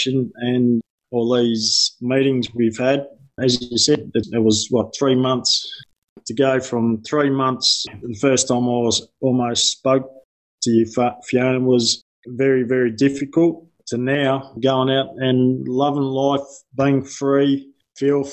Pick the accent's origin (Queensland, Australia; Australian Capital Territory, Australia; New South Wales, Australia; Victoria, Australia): Victoria, Australia; Yarra Valley; I'm from the Yarra Valley.